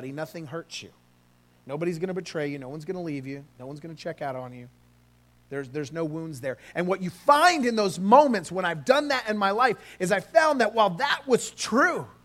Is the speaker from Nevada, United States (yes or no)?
no; California, United States; now in Oklahoma, United States; I grew up in California. I moved here